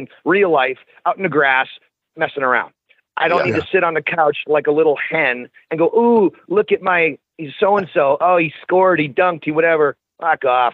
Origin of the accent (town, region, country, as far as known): Orangeville, Ontario, Canada; born or raised there; now in Las Vegas, United States